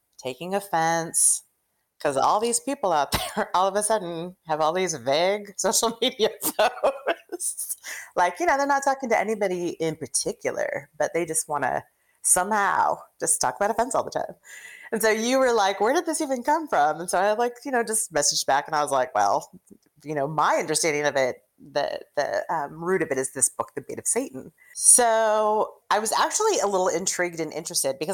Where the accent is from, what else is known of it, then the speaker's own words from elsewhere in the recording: Oregon, United States; moved away as an adult; now in New York City, United States; I'm originally from Oregon